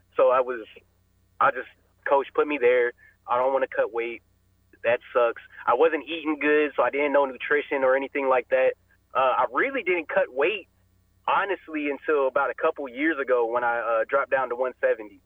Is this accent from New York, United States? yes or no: no; Powell, Ohio, United States; I went to high school in uh, Powell, Ohio. Went to Olentangy Liberty